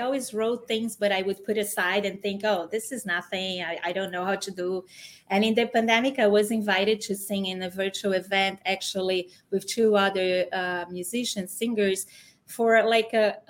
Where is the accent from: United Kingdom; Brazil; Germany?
Brazil; English is a second language; moved away as an adult; now in San Diego, United States; I grew up in Brazil.